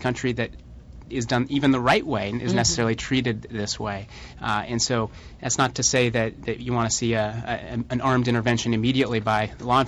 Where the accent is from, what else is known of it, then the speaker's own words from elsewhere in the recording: Colorado Springs, Colorado, United States; I'm from Colorado, I hiked and, you know, and around Pikes Peak and spent a lot of time in the outdoors there. And one of the great things about growing up in Colorado Springs